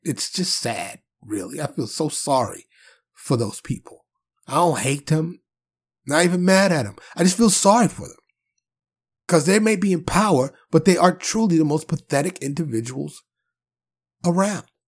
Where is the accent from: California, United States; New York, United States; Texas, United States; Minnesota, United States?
New York, United States; New York City; I was born and raised in New York City, Harlem and the Bronx